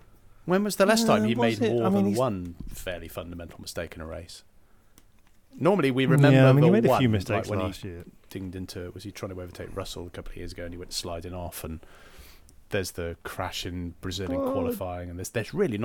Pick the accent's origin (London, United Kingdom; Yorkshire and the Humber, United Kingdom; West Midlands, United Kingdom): West Midlands, United Kingdom; born or raised there